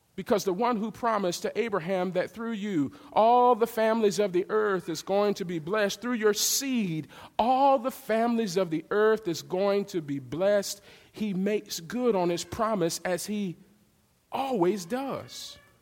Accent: the South, United States; I'm from the South

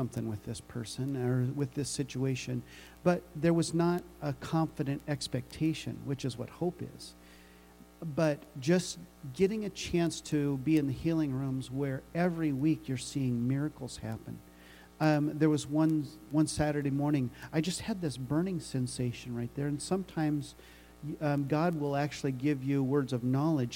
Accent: Nebraska, United States; moved away as an adult; also born or lived in Omaha, Nebraska; I am originally from Nebraska

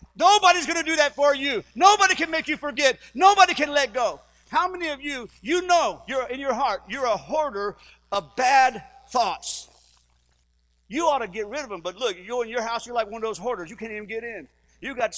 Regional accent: Livingston Parish, Louisiana, United States; we're from Livingston Parish

